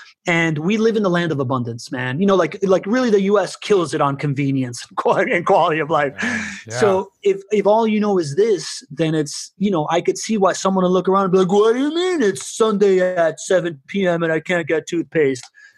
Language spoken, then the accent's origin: English; Venezuela; I come from Venezuela.